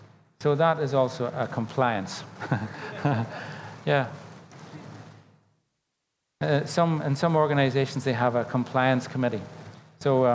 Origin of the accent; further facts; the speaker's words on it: Northern Ireland, United Kingdom; When I was growing up in Northern Ireland, I grew up in the era of the Troubles